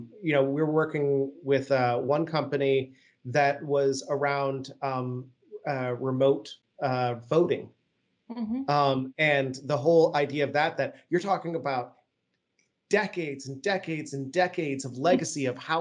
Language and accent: English; Vienna, Austria; accent: generic American; One, I actually grew up overseas. So contrary to my generic American accent, I actually grew up in Vienna, the city of music